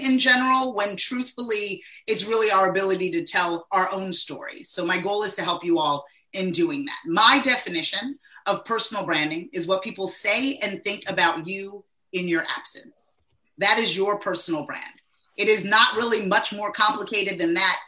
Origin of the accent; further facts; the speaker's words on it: East Coast, United States; now in Southern New Jersey, United States; I'm from the East Coast.